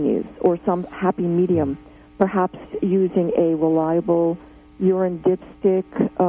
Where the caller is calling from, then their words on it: New Jersey, United States; Oh, I'm calling from New Jersey.